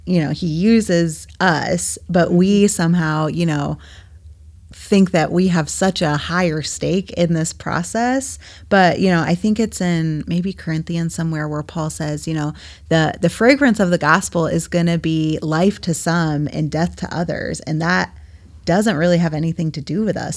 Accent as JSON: {"language": "English", "region": "New England", "country": "United States", "moved": "yes", "lives_now": "Midwest, United States", "said": "I'm originally from New England, and I was home a few weeks ago visiting my parents"}